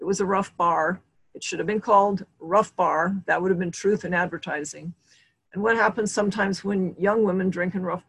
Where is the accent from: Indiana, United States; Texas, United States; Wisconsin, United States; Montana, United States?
Montana, United States; now in California, United States; I grew up in Montana